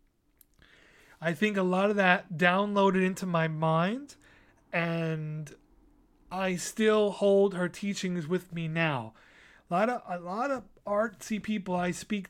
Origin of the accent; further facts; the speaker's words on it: New York City, New York, United States; I had my first art show on Staten Island in my hometown, right in my neighborhood